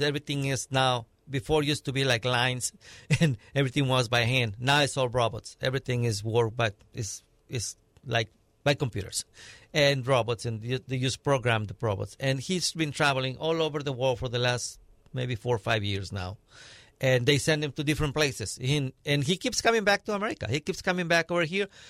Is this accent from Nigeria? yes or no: no; Mexico; now in United States; I was born and raised in Mexico